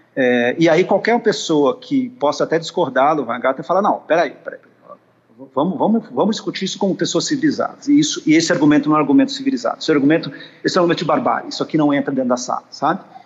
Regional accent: Brazil; nós, brasileiros, nós que vivemos no Brasil

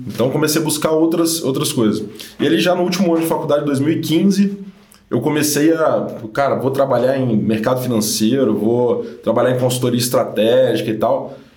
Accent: Guarapari, Espírito Santo, Brazil; also born or lived in Vitória; eu sou do Espírito Santo, sou nascido em Guarapari, é, mas me mudei para Vitória, que é a capital, há uns 12 anos, quando fui fazer faculdade.

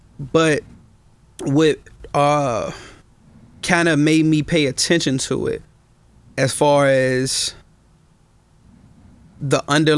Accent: Richmond, Virginia, United States; I'm originally from Richmond, born and raised.

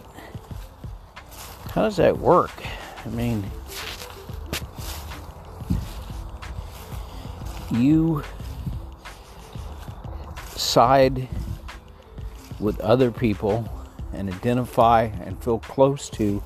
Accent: El Paso, Texas, United States; I grew up in Texas in El Paso

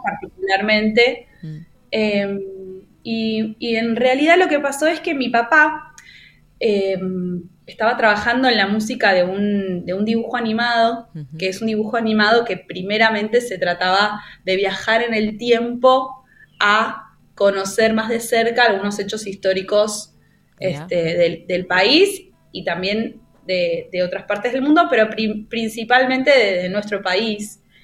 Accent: Buenos Aires, Argentina; yo soy de Buenos Aires

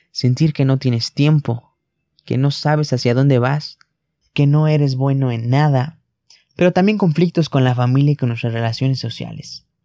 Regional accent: Mexico; Tan solo en mi país, en México, al menos 16 millones de personas padecen trastornos de ansiedad generalizada y depresión.

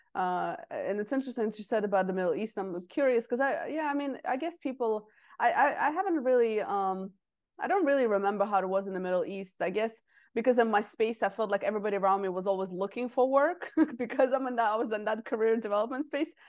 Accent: Russia; moved away; I'm from Russia originally.

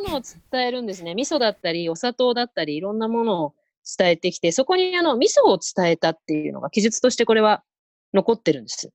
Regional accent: Kanto, Japan; 私、関東の子なんで

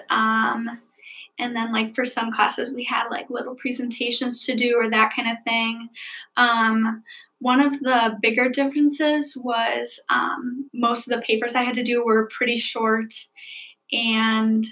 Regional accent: Keele, Wisconsin, United States; I'm from Keele, Wisconsin

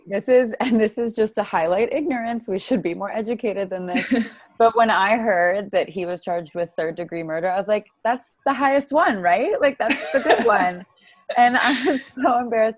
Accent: Bay Area, California, United States; I grew up in the Bay Area

